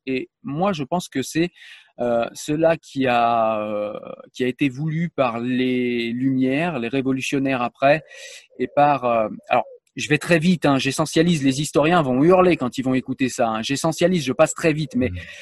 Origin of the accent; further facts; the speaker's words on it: France; je suis français